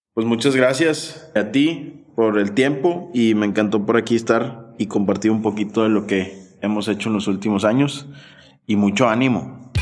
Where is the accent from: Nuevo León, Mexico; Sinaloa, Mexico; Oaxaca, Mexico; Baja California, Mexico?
Nuevo León, Mexico; Monterrey; also born or lived in Sonora; yo que crecí en Monterrey